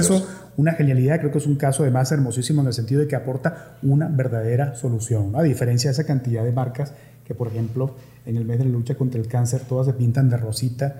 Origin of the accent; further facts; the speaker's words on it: Venezuela; now in Mexico; como venezolano